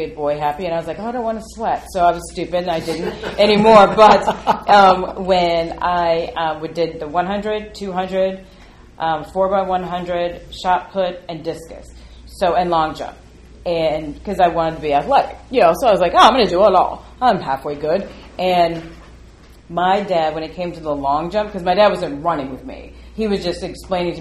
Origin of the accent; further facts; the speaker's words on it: Phoenix, Arizona, United States; also born or lived in Chicago, Illinois; I was two when we moved from Chicago to Arizona, because Greyhound Corp moved to Arizona, Phoenix, in 1971